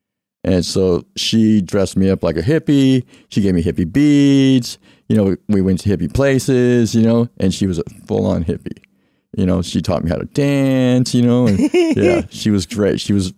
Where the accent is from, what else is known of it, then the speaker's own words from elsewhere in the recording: Lakewood, California, United States; moved away as an adult; also born or lived in Riverside, California; I'm from Lakewood, California.